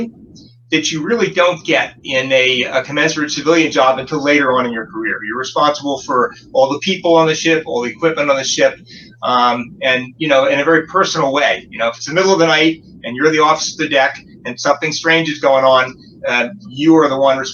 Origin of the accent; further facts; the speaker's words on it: New Jersey, United States; moved away as an adult; also born or lived in New York City, United States; now in Rhinebeck, United States; I grew up in New Jersey